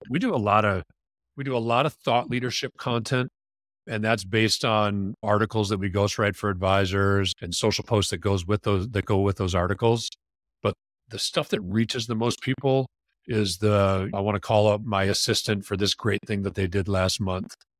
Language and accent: English; Wisconsin, United States; moved away; I grew up in Wisconsin.